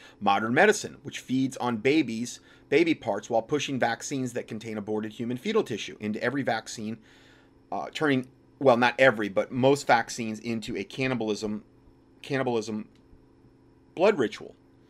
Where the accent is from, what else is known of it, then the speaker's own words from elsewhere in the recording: North Carolina, United States; the governor of North Carolina, my home state, just vetoed a bill